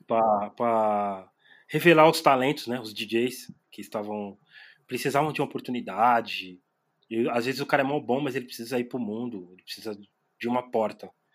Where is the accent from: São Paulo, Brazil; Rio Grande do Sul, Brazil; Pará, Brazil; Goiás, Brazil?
São Paulo, Brazil; sou da Zona Leste de São Paulo